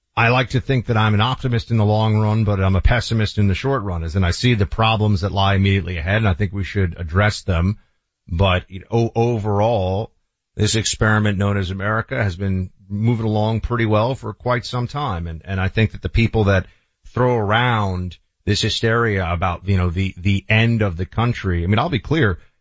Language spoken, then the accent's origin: English; Florida, United States; born or raised there